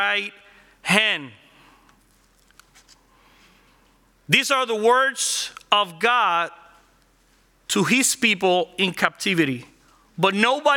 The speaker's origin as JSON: {"language": "English", "country": "Puerto Rico", "tie": "born or raised there", "first_language": "Spanish", "second_language": "English", "moved": "as an adult", "lives_now": "Orlando, United States", "said": "I grew up in Puerto Rico, working in cars"}